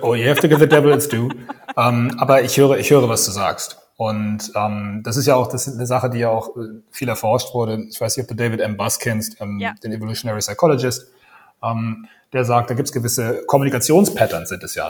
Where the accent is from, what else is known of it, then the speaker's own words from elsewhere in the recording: Kiel, Schleswig-Holstein, Germany; accent: North German; moved away as an adult; also born or lived in Copenhagen, Denmark / Dublin, Ireland / South Africa; now in Berlin, Germany; Ich bin Norddeutscher, ich bin Kieler. Das hört man teilweise so an meiner Stimme